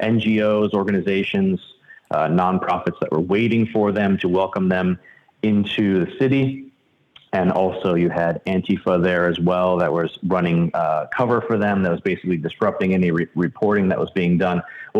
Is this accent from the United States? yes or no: yes; Miami, Florida, United States; I'm from Miami, actually. I spent a lot of time there.